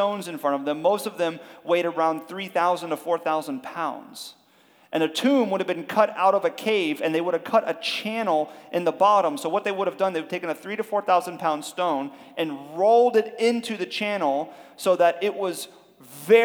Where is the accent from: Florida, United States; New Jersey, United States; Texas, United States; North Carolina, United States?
Florida, United States; Miami; we're from Miami.